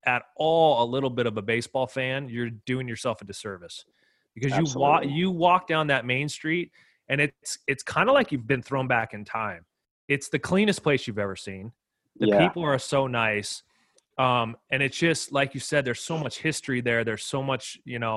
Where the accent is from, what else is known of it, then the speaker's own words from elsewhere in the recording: Orange County, California, United States; where I grew up in Orange County and went to high school